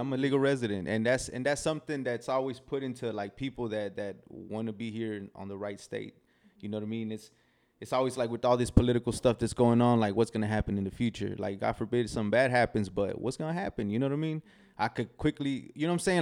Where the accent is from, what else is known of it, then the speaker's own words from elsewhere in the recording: Del Valle, Texas, United States; also born or lived in Querétaro, Mexico; When I was two years old, my parents brought brought me here